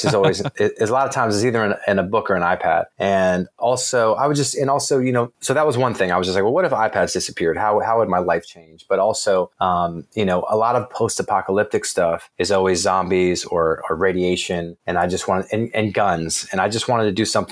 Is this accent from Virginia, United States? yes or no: yes; Virginia, United States; also born or lived in Bloomington, Indiana; I consider my hometown probably Virginia, where I spent most of my upbringing.